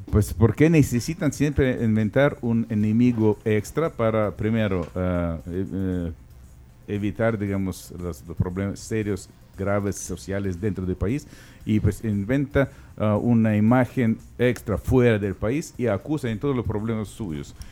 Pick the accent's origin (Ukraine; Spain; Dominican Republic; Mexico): Ukraine